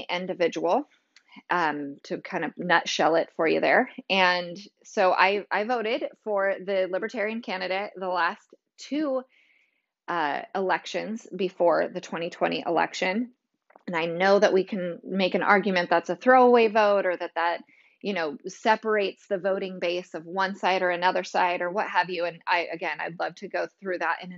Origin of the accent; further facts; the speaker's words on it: California, United States; now in Tennessee, United States; I'm originally from California